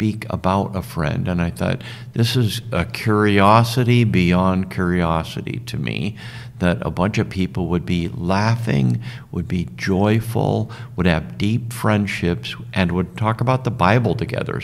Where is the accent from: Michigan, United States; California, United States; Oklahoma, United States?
California, United States; Southern; I grew up in Southern California